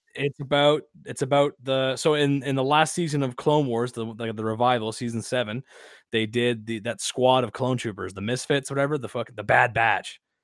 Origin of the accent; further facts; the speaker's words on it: Canada; accent: Canadian; I'm from ru, rural Canada